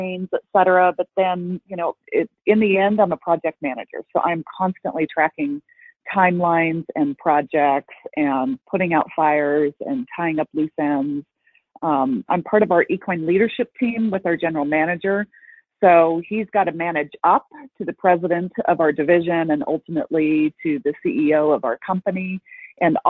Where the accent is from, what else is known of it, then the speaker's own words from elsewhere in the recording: Colorado, United States; moved away as an adult; also born or lived in Texas; I grew up in Colorado, born and raised